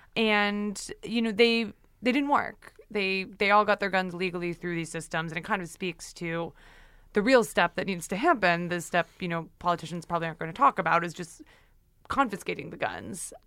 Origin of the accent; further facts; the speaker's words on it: Ontario, Canada; now in United States; I grew up in Ontario